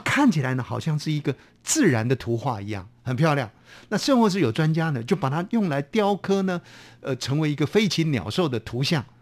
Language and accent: Chinese; Hubei, China; 我们家乡呢， 我们在湖北呢